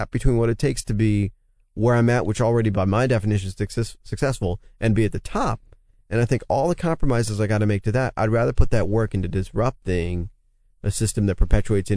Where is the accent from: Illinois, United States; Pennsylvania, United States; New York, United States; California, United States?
New York, United States; moved away as an adult; also born or lived in San Francisco; I'm a New Yorker